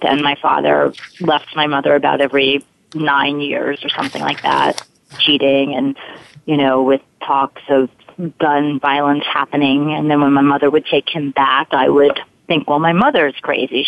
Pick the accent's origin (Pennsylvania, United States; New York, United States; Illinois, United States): New York, United States; New York City; accent: Brooklyn; I grew up in Brooklyn. um, spent a lot of money to get rid of that accent, but here it comes up again